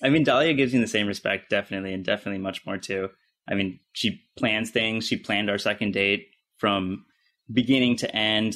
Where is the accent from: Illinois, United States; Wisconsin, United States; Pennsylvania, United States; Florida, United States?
Pennsylvania, United States; near Pittsburgh; now in Los Angeles, United States; I grew up in Pittsburgh or near Pittsburgh